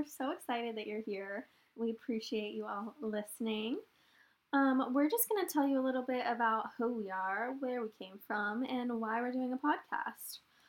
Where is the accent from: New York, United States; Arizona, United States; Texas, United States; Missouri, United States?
Texas, United States; Dallas; moved away as an adult; also born or lived in Charleston, South Carolina; I am from Texas. I'm from the Dallas area, born and raised.